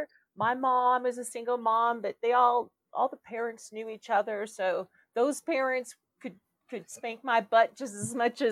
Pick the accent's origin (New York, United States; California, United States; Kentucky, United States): California, United States; moved away as an adult; now in Colorado, United States; I grew up in California.